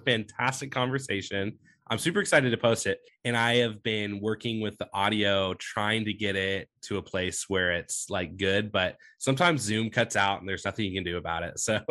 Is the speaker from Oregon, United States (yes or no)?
yes; Medford, Oregon, United States; also born or lived in Sacramento area, California; I say I'm from Medford. I'm actually from California technically, but I grew up in Medford, so I'm a, you know, Oregonian at heart